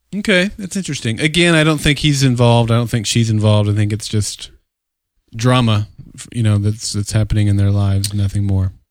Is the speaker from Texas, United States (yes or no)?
no; Oklahoma, United States; every young child growing up in Oklahoma, we lived in a trailer park